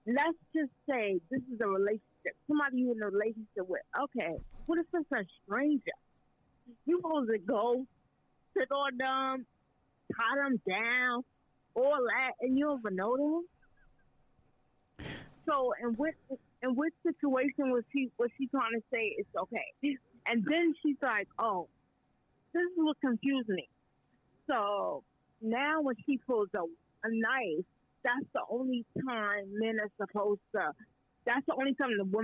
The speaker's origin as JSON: {"language": "English", "region": "New York", "country": "United States", "moved": "yes", "lives_now": "Canada", "said": "I'm from New York"}